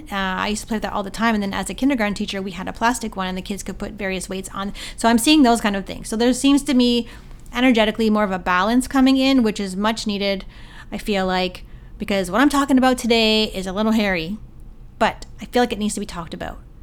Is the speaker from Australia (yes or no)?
no; Canada; my hometown Sobeys